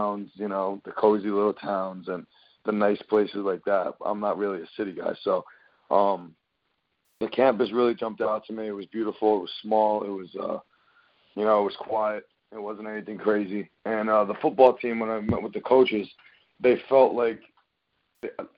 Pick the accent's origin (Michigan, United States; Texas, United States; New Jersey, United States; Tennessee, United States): New Jersey, United States; we're from Jersey. We're from like a more laid-back town